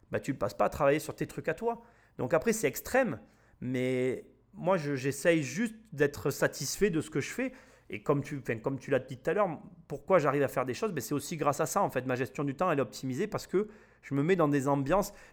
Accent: Avignon, Provence-Alpes-Côte d'Azur, France; je suis né à Avignon

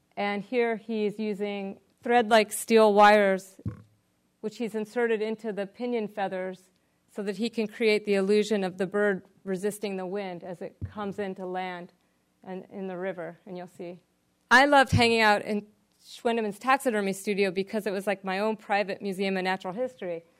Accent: New Jersey, United States; I'm from New Jersey, a very urban part of the world

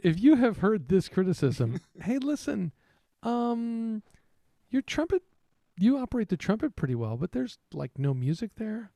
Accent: Texas, United States; I'm the one from Texas

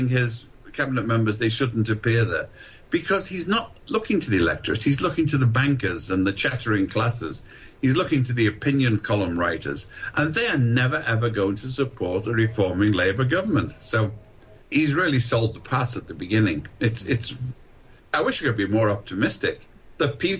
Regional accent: United Kingdom

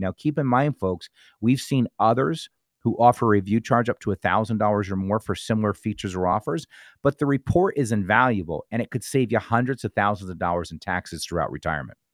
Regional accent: New Jersey, United States; I grew up in North Jersey, you know, in, in, in the country

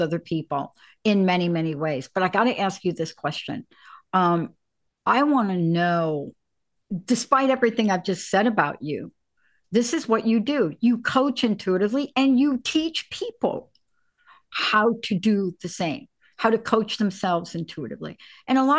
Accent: New York City, New York, United States; I'm a kid from the Bronx.

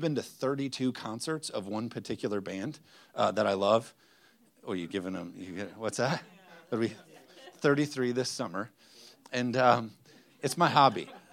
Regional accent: United States; us as, as American Christians

